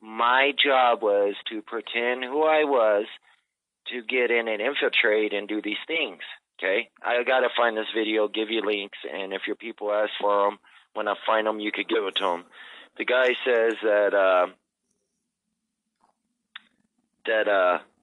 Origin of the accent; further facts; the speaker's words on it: Phoenix, Arizona, United States; moved away; I come from Phoenix, Arizona